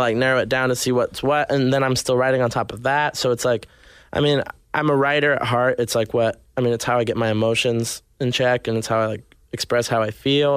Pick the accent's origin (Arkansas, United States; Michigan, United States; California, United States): Arkansas, United States; born or raised there; also born or lived in Nashville, Tennessee; now in Los Angeles, United States